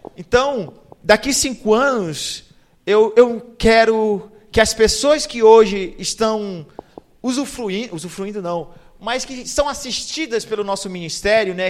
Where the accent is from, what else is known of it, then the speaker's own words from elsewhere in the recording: Castanhal, Pará, Brazil; moved away as an adult; now in Amazonas, Brazil; eu sou de Castanhal, que é a segunda melhor cidade do Brasil